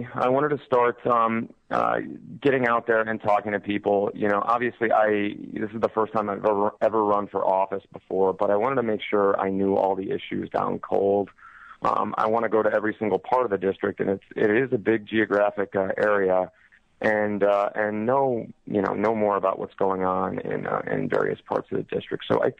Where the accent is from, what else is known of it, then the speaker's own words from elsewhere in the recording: East Amherst, New York, United States; I grew up in East Amherst, New York. I went to Williamsville Public Schools.